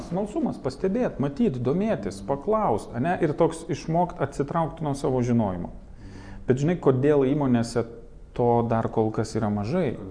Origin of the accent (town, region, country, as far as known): Lithuania